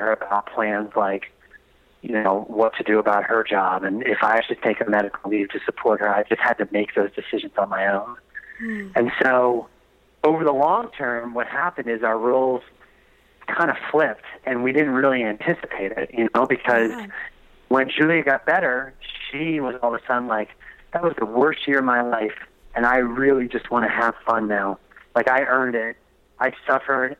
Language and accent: English; East Coast, United States; moved away; also born or lived in Delaware; I'm from the East Coast, I'm a surfer